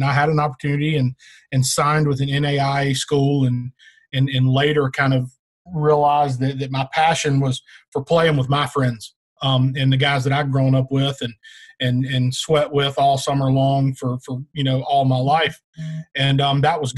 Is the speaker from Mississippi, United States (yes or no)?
yes; Philadelphia, Mississippi, United States; moved away as an adult; now in Marietta, United States; I'm originally from Philadelphia, Mississippi